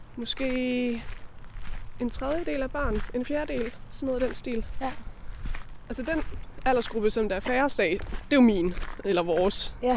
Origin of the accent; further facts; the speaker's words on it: Hjortshøj, Central Denmark Region, Denmark; moved away as an adult; also born or lived in Copenhagen / Oaxaca; bor jeg lige nogle måneder her i mit barndomshjem